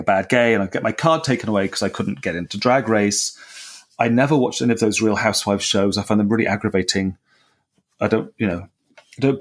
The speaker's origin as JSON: {"language": "English", "region": "South West England", "country": "United Kingdom", "tie": "born or raised there", "said": "I was born in the South and grew up in the Southwest of England"}